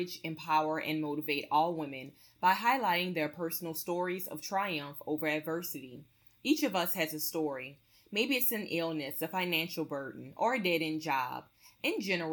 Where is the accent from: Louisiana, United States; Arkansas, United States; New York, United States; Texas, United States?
Louisiana, United States; also born or lived in Metairie, Louisiana; I'm originally from Louisiana myself